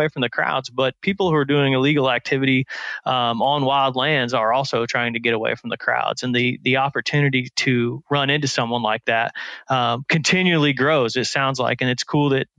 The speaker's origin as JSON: {"language": "English", "region": "Indiana", "country": "United States", "tie": "born or raised there", "said": "I grew up in Indiana and running around the bottomlands of the Wabash River"}